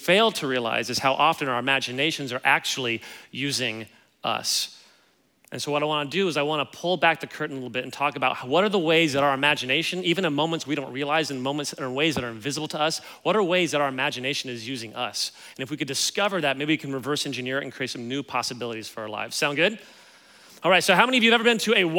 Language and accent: English; Kansas City, United States; moved away as an adult; now in Los Angeles, United States; I grew up in Kansas City